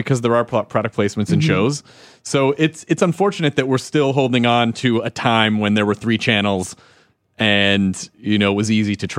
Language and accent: English; Louisville, Kentucky, United States; born there; I was born in Louisville. I love the Kentucky Derby.